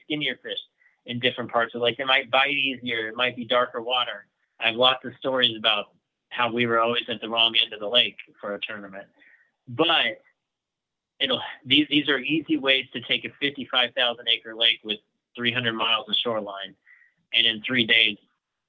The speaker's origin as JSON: {"language": "English", "region": "Kansas", "country": "United States", "said": "we're from Kansas"}